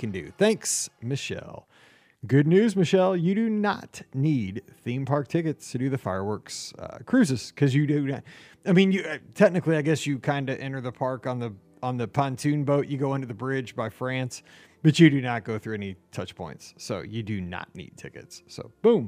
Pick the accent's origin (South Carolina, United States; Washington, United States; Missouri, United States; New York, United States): Missouri, United States; I'm from Missouri